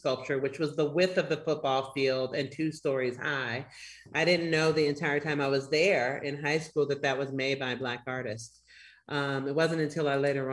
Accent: San Francisco, California, United States; moved away as an adult; I'm originally from San Francisco, the Fillmore District of San Francisco. I lived there till I was 18 years old. And so that's where I was born and raised, in that neighborhood

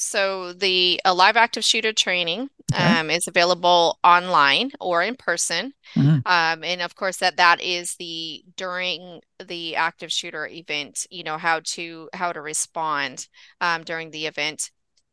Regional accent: California, United States; I grew up in Southern California, so that's kind of gone, though. It was a long time ago.

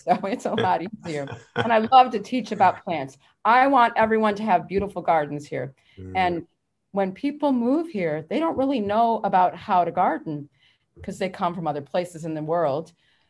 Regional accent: Illinois, United States; now in Florida, United States; I grew up in Illinois. I did not grow up in Florida. I was a physical therapist. I moved to Florida, especially South Florida

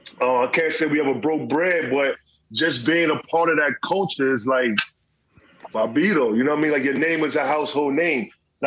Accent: New Jersey, United States; I'm from Jersey. You know, I was born in 74.

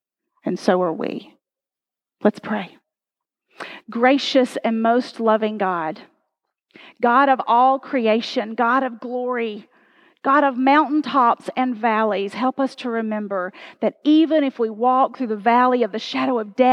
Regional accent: United States; We, as American people

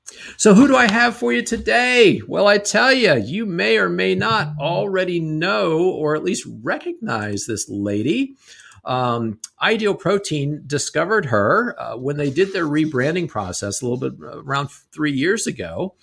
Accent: Canada; accent: Canadian; My Canadian accent coming back from upstate New York.

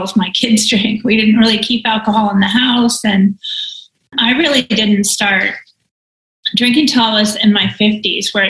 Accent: near San Francisco, California, United States; I was born and raised near San Francisco

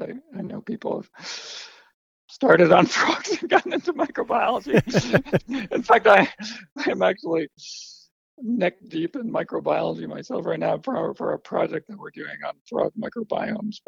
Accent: New York City, New York, United States; I grew up in New York City

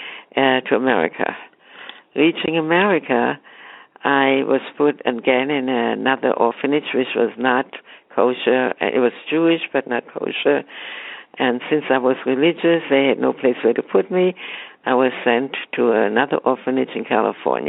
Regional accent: Frankfurt, Hesse, Germany; moved away; I'm from Frankfurt, Germany

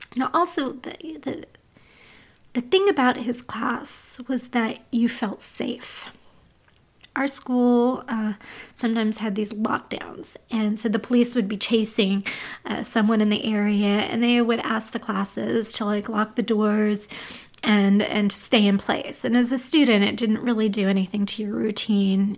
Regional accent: Los Angeles, California, United States; I grew up in the Silver Lake uh, area in the mid to late 80s. Well, I not really grew up, but I was here as a kid

